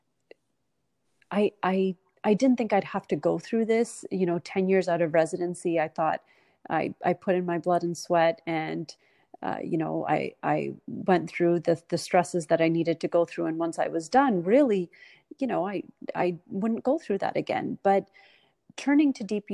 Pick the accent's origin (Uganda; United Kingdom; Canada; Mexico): Canada; moved away as an adult; now in United States; I grew up in Canada